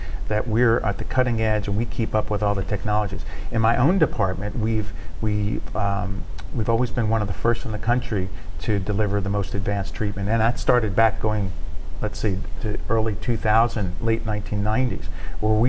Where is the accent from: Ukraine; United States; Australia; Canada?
United States; Northeast; moved away as an adult; now in Shreveport, United States; I'm not originally from Shreveport. I'm from the Northeast.